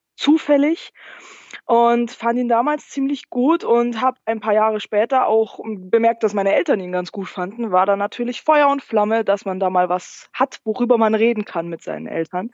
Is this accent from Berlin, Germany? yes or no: no; Landshut, Bavaria, Germany; aus Niederbayern tatsächlich. Äh, wenn dir Landshut was sagt